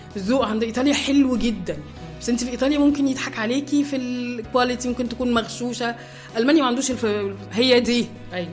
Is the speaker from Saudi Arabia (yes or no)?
no; Egypt; now in Germany; عندنا في مصر